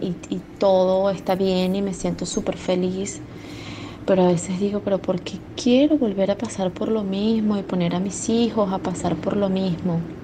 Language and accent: Spanish; Venezuela; moved away as an adult; now in Argentina; después de salir de Venezuela, después de tener que dejar mi país